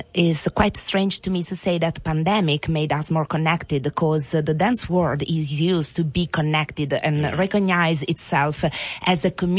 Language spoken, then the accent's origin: English; Italy; English is a second language; Oh, sorry … from Italy.